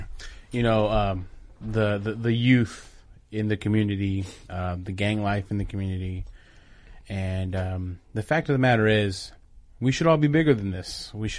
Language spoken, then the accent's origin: English; Los Angeles, California, United States; I'm from Los Angeles.